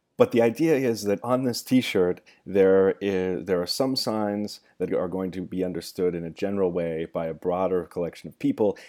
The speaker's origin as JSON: {"language": "English", "town": "Gold Hill", "region": "Oregon", "country": "United States", "tie": "born or raised there", "moved": "yes", "lives_now": "Los Angeles, United States", "said": "I love to make fun of my hometown"}